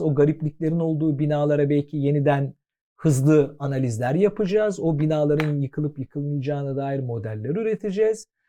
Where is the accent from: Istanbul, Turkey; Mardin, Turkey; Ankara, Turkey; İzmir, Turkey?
Istanbul, Turkey; Ben Fatihliyim. Şimdi Fatihli olduğum için e, her tür insanla beraber yaşadım, büyüdüm